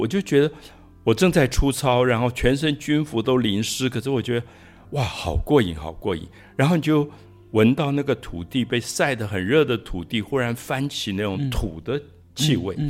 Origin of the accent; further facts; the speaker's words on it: Taiwan; also born or lived in France; 我自己觉得跟我在岛屿长大有关